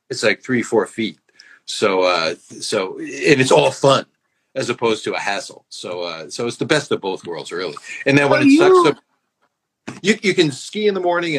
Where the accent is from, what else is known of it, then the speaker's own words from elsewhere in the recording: Connecticut, United States; now in Los Angeles, United States; I grew up in Connecticut.